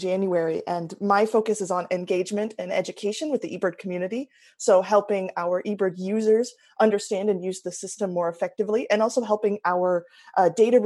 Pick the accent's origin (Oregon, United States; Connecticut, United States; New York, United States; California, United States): Oregon, United States; I'm from Oregon originally